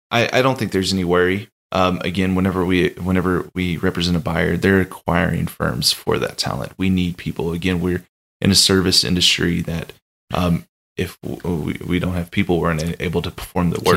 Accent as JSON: {"language": "English", "town": "Austin", "region": "Texas", "country": "United States", "moved": "yes", "said": "I'm originally from Austin, Texas, and so I went back home and spent some time uh, with Austin. family."}